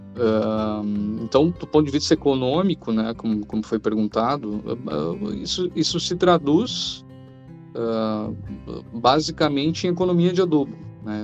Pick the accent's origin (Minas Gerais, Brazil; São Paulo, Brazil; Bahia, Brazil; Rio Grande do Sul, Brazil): Rio Grande do Sul, Brazil; Cachoeirinha; sou natural de Cachoeirinha, Rio Grande do Sul